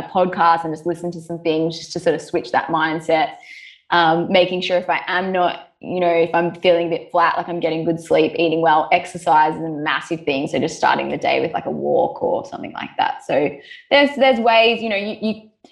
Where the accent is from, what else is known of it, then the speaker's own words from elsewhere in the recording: Australia; also born or lived in Melbourne, Australia; growing up in Australia, things are quite chill